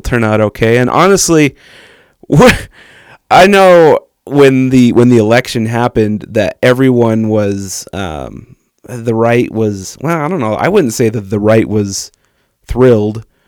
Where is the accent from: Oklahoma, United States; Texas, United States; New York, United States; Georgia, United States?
Texas, United States; I grew up in Texas